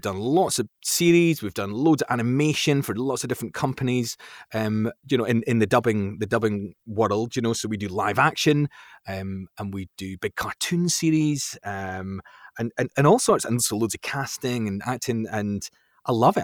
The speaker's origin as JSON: {"language": "English", "area": "Fife", "region": "Scotland", "country": "United Kingdom", "tie": "born or raised there", "also_born_or_lived": "London", "moved": "as an adult", "said": "I was brought up in Fife, a place in Scotland, sort of near, like, Saint Andrews"}